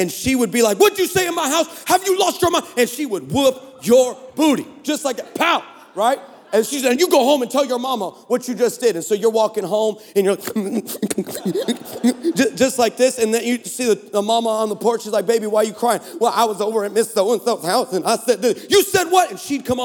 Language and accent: English; Texas, United States; we're from Texas